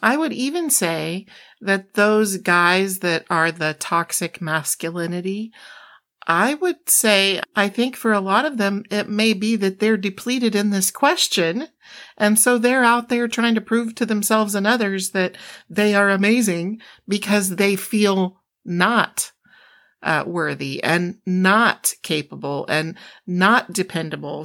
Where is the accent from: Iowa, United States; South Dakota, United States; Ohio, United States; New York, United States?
Iowa, United States; moved away; also born or lived in Oklahoma / Chicago; grew up as a farm girl in Iowa